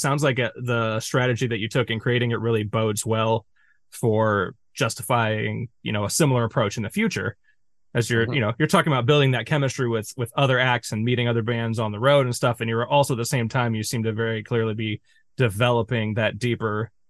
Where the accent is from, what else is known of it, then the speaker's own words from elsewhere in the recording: St. Louis, Missouri, United States; We're from St. Louis, which is about 5 hours south of Chicago.